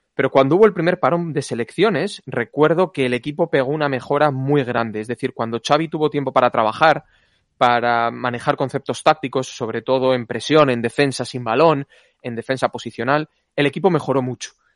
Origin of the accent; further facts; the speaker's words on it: Valladolid, Castile and León, Spain; al Valladolid de mi ciudad natal